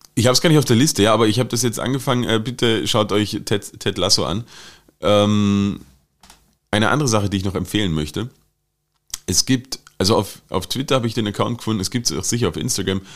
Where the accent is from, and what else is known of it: Germany; now in Austria